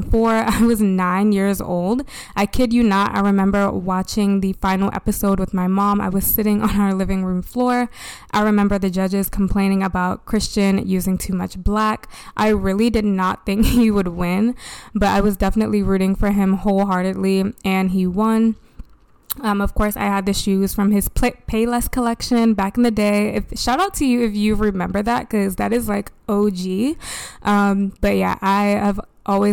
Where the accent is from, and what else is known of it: Baltimore, Maryland, United States; born or raised there